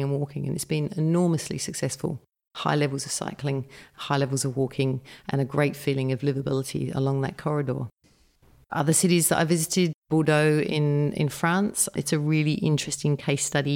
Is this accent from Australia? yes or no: yes; Northern Territory, Australia; I'm from the Northern Territory